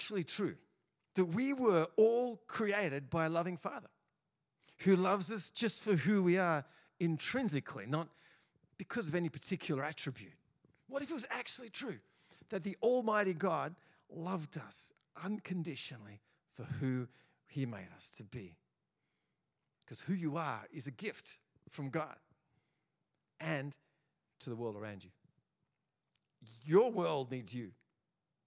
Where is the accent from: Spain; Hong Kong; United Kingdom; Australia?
Australia; in Australia, we're all pretty confused because we're all probably not from here